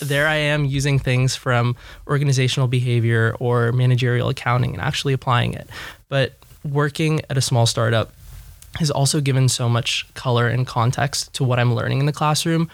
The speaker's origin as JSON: {"language": "English", "town": "Los Angeles", "region": "California", "country": "United States", "tie": "born or raised there", "said": "born and raised in Los Angeles"}